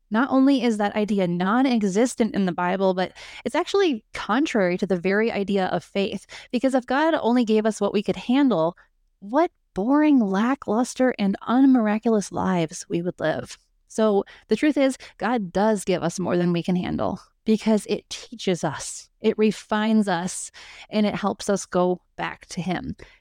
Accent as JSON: {"language": "English", "country": "United States", "said": "we as American entrepreneurs"}